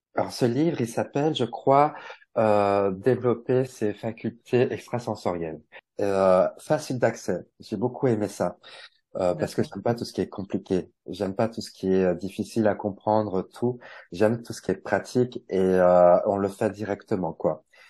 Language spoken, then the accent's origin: French; Bourgogne-Franche-Comté, France; also born or lived in Paris; now in Switzerland; je suis originaire de Franche-Comté, donc rejoindre un peu ma famille euh, en Franche-Comté.